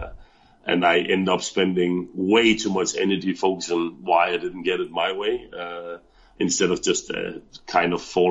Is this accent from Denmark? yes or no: yes; Denmark; moved away as an adult; now in Thailand; I'm originally from Denmark. I moved to Thailand about 4.5 years ago.